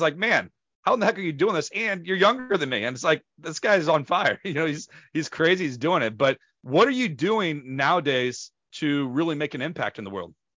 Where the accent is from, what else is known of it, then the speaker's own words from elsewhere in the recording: St. Louis, Missouri, United States; Saint Louis, Missouri, my hometown where I am from